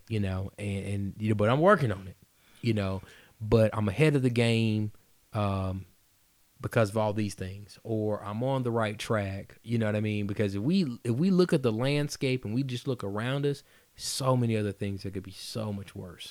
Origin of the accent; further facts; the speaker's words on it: Atlanta, Georgia, United States; also born or lived in Woodstock, Georgia; I'm originally from Atlanta, but again, I, I finished high school out there